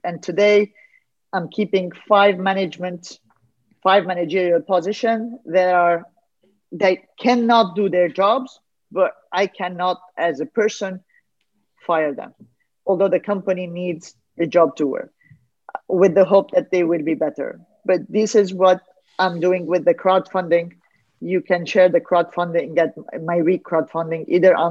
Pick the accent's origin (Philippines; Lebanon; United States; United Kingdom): Lebanon; I'm a Lebanese from Armenian origin